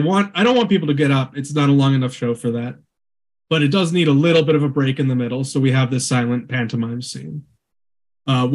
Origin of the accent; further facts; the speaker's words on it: Omaha, Nebraska, United States; moved away; also born or lived in Lincoln, Nebraska / Twin Cities, Minnesota; I'm from Nebraska. I grew up in Omaha